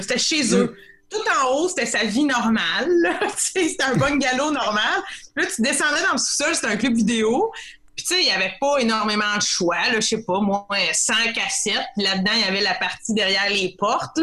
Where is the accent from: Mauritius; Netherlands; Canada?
Canada; Saint-Norbert, Quebec; Je viens du petit village de Saint-Norbert dans l'Anaudière.